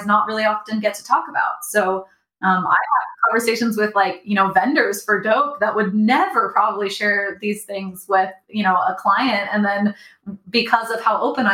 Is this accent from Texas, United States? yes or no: yes; Dallas, Texas, United States; I was born in Dallas, Texas